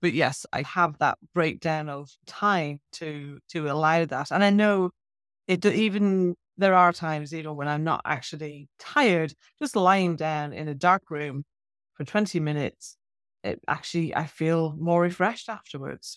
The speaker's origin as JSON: {"language": "English", "country": "Ireland", "tie": "born or raised there", "said": "I grew up in Ireland"}